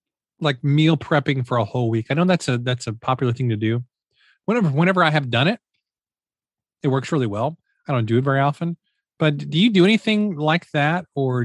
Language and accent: English; Midwest, United States; And, you know, since we're both from the Midwest, you know, we're recording this beginning of July.